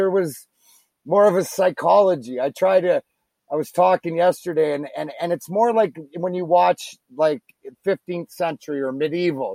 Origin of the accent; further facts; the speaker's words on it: Leamington, Ontario, Canada; I grew up in Leamington